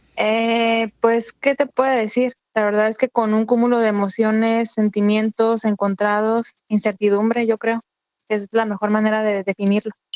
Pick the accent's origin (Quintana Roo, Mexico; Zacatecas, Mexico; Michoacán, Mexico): Michoacán, Mexico; also born or lived in Baja California; now in Tijuana, Mexico; Yo soy de Michoacán